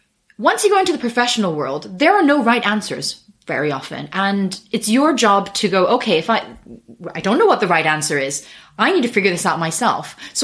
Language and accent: English; Japan; moved away as an adult; I grew up in Japan. I went to an international school. So my accent is not because I'm American, but because I went to an international school. So I'm half British, half Japanese.